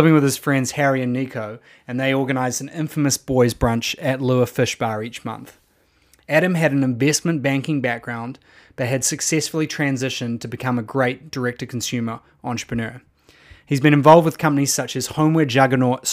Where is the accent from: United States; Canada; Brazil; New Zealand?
New Zealand; moved away; being a Kiwi